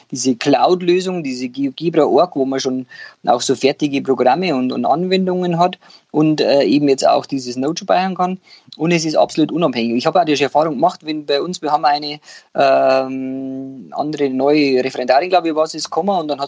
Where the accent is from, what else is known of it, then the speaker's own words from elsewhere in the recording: Bavaria, Germany; da kann man jetzt als Bayer kann man ja an, an so ein Mebis-Team schreiben